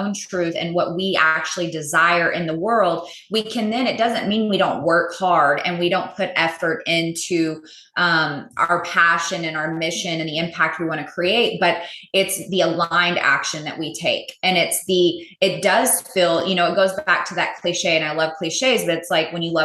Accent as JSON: {"language": "English", "region": "Texas", "country": "United States", "tie": "born or raised there", "also_born_or_lived": "California", "said": "I'm native Texan, born and raised, lived here most of my life."}